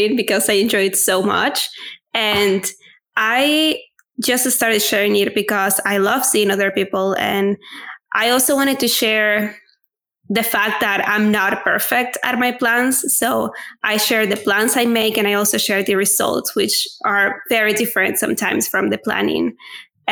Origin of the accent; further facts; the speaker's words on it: Venezuela; first language Spanish; English is a second language; moved away as an adult; now in Spain; I am originally from Venezuela, so my native language is Spanish